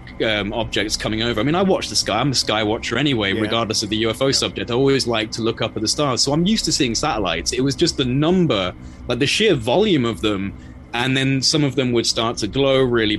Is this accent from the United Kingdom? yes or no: yes; England, United Kingdom